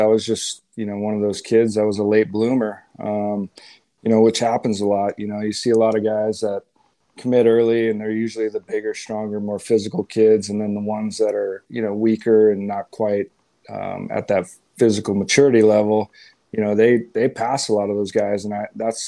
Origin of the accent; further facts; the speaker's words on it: Southern California, United States; also born or lived in Texas; I grew up in Southern California